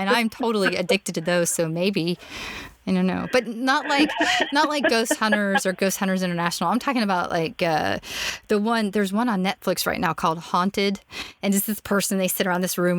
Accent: Orlando, Florida, United States; moved away; also born or lived in Memphis; I grew up in Orlando, which, okay, Floridians like to say that we're Southerners, but we're not.

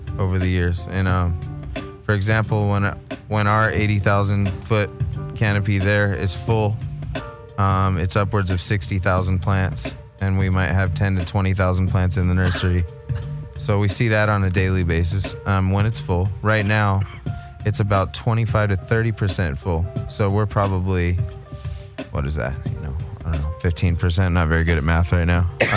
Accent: San Gabriel Valley, California, United States; I'm from the San Gabriel Valley.

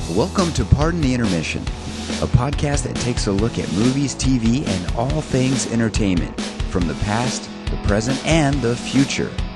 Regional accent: Fresno, California, United States; we're both from Fresno here

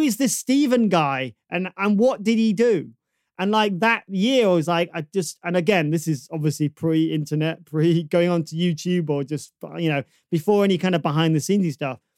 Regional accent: Manchester, North West England, United Kingdom; I, I grew up in Burnage

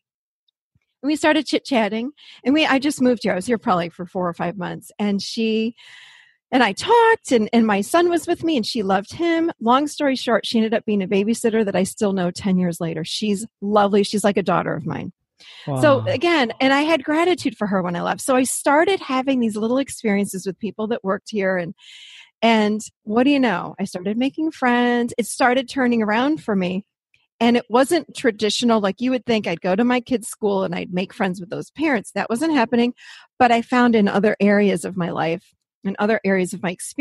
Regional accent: Rochester, New York, United States; moved away as an adult; now in Nashville, United States; I'm actually born and raised in Rochester, New York, up north

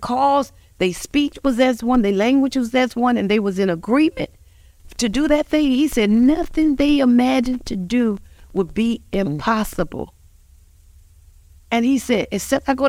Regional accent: Montgomery, Alabama, United States; we both are born and raised in Montgomery, Alabama.

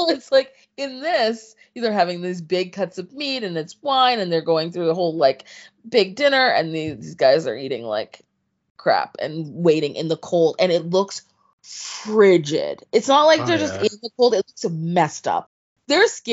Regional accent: Canada; I'm from Canada. You know what I mean? Like, it's not like I have a fear of cold. I've lived with cold my entire life.

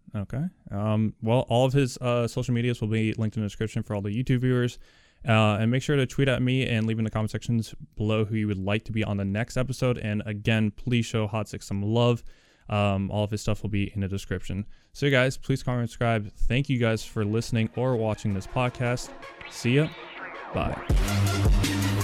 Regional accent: Orlando, Florida, United States; moved away; I was born in Orlando and lived in Florida for a while

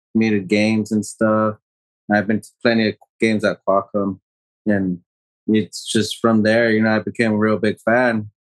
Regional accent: Escondido, California, United States; I'm from Escondido

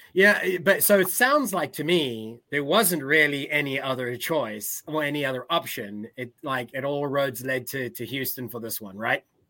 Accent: South Africa; I'm South African

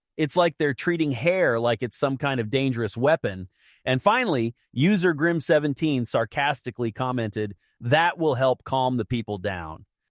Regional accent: United States; as an American

